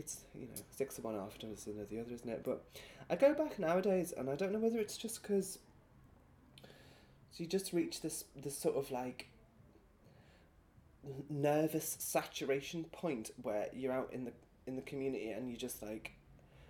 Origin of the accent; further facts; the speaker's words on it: Birkenhead, North West England, United Kingdom; accent: northern; moved away; I was back in Birkenhead at the weekend to see my brother and my family